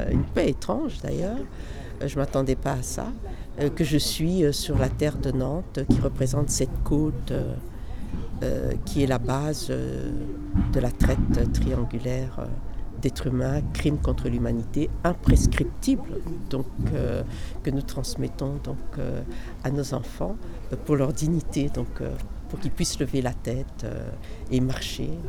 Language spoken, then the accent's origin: French; DR Congo; je suis originaire du Congo-Kinshasa